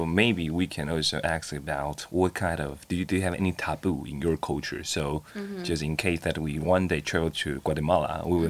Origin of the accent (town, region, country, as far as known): Taiwan; first language Chinese; English is a second language